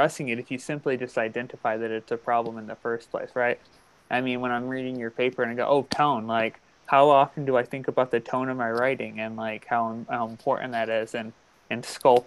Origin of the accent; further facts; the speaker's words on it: Midwest, United States; now in New England, United States; I never truly fully understood how sort of quote unquote Midwestern I am or am until I moved to New England.